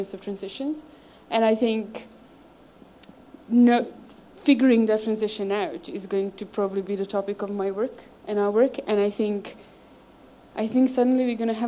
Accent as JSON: {"language": "English", "country": "Serbia", "tie": "born or raised there", "moved": "yes", "lives_now": "United Kingdom", "said": "I didn't actually grow up in Serbia, I grew up in Yugoslavia"}